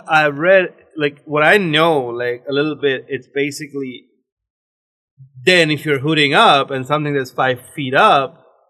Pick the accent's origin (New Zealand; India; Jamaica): India; since I'm from India